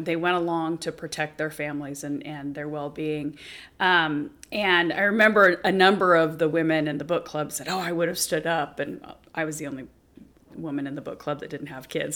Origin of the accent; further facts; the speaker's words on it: Spokane, Washington, United States; I'm from Spokane